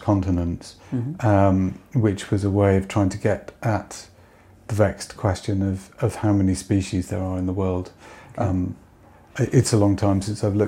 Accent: Stoke Gabriel, South West England, United Kingdom; also born or lived in Paignton; I grew up in a... just outside a small village called Stoke Gabriel, on the banks of the River Dart estuary

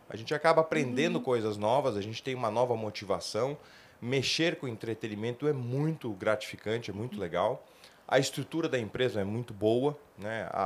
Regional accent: São Paulo, Brazil; Mas eu sou paulistano, né? É, minha família está aqui, então para mim está sendo bom retornar à cidade

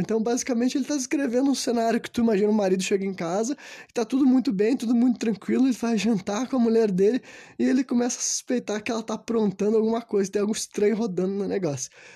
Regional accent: Brazil; eu sou brasileiro

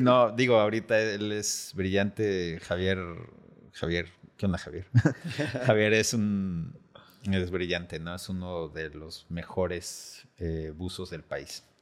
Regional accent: Mexico City, Mexico; moved away as an adult; also born or lived in California; now in Los Cabos, Mexico; yo soy de la Ciudad de México originalmente

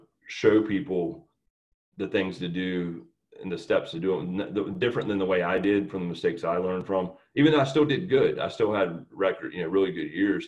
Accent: Newport News, Virginia, United States; I grew up in Newport News, Virginia, town down near Virginia Beach.

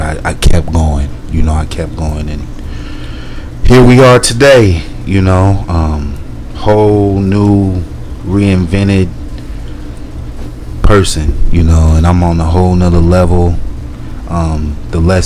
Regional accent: Lincoln, Nebraska, United States; now in Colorado, United States; I'm originally from Nebraska

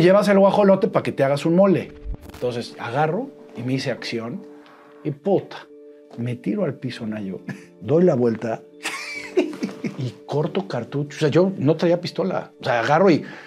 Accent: Puebla, Mexico; nací en Puebla, poblanísimo, poblanísimo

